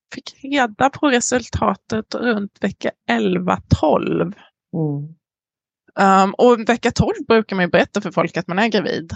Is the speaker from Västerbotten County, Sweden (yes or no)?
no; Emmaboda, Kalmar County, Sweden; moved away as an adult; also born or lived in San Diego, California, United States; now in Southern California, United States; litet samhälle i Småland växte jag upp